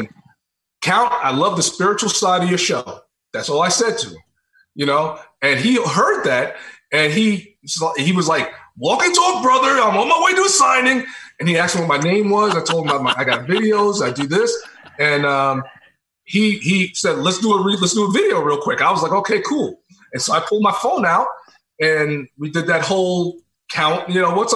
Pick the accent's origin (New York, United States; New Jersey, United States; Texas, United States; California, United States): New York, United States; also born or lived in South Carolina; I'm from New York.